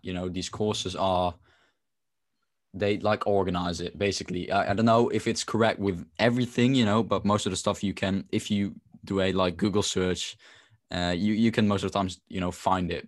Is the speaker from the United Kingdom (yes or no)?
no; Netherlands; I'm from the Netherlands